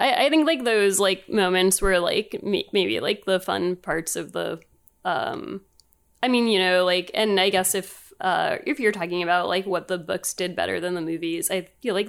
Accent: United States; as an American kid

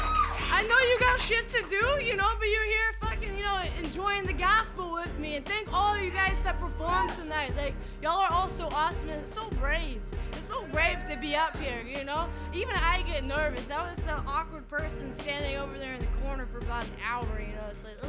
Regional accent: Tupelo, Mississippi, United States; moved away; I was born, bred, and raised in Mississippi in a town called Tupelo

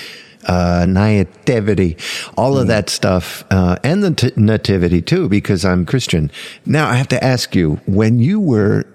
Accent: Arlington, Virginia, United States; I grew up in Arlington, Virginia, on a little street called Jefferson

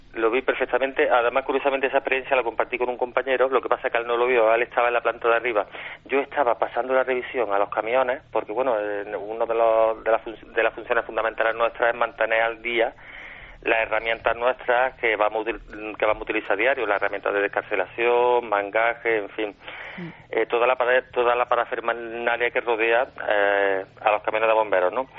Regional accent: Córdoba, Andalusia, Spain

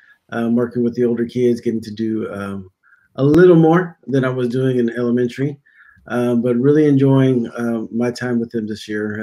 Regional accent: Houston, Texas, United States; I'm from Houston, Texas.

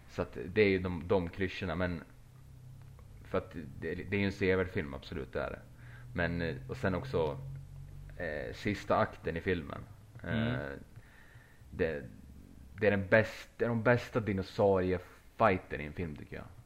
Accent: Sweden; vi var från Sverige allihopa

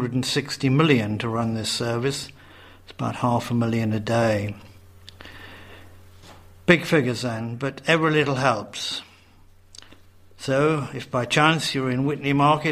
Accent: Redcar, North East England, United Kingdom; moved away; I was growing up in Redcar on the northeast coast

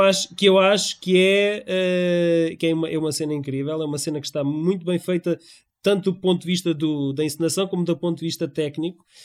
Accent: Figueira da Foz, Centro, Portugal; Eu sou natural da Figueira da Foz

